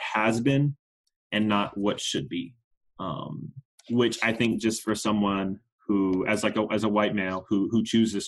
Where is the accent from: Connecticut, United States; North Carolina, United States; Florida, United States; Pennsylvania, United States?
North Carolina, United States; Raleigh; now in Houston, United States; Before I was in Houston, I grew up in North Carolina. I'm from Raleigh